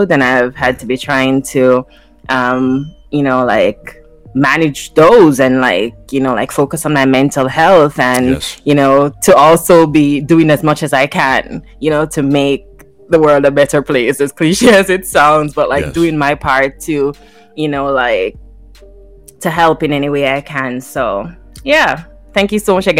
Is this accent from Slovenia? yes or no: no; Jamaica; now in Toronto, Canada; growing up in Jamaica